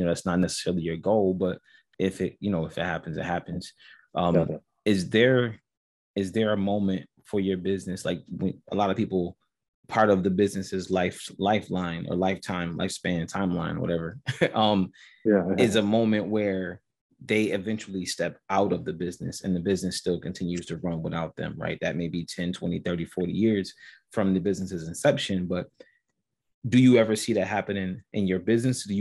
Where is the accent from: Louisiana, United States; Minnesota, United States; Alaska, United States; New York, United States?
New York, United States; Buffalo; I'm from Buffalo